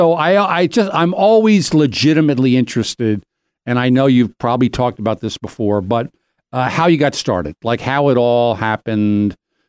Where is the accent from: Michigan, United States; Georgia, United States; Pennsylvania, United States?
Pennsylvania, United States; Doylestown